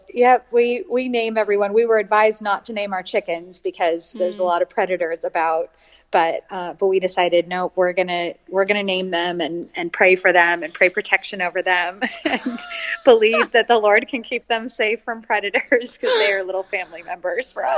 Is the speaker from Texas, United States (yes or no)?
no; San Francisco, California, United States; also born or lived in Paris, France; now in Austin, United States; I grew up in California, uh, in San Francisco, and so I've really been a city girl my whole life